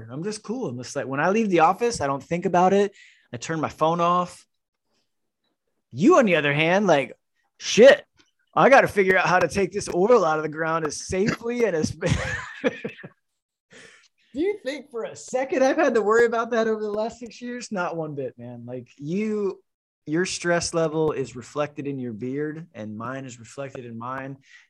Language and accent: English; Florida, United States; I'm from Florida, brother.